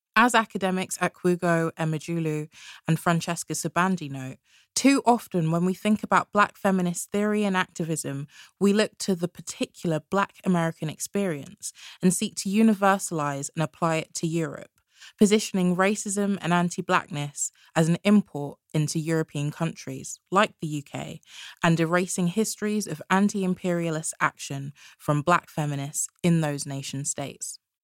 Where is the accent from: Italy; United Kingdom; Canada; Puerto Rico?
United Kingdom; London; Born and raised in London and having lived in South London for the last three years